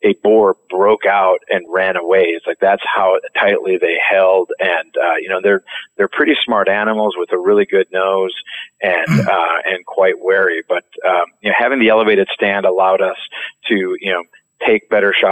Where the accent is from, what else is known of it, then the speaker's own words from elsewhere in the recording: Minnesota, United States; also born or lived in France; I'm from Minnesota, and we were populated by a bunch of Swedes